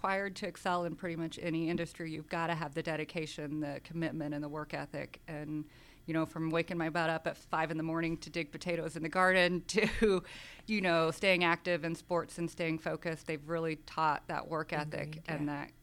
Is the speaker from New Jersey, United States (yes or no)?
no; outside of Wichita, Kansas, United States; moved away as an adult; also born or lived in Las Vegas; now in Atlanta, United States; I grew up in Kansas. I grew up outside of Wichita, Kansas, in a small farming community.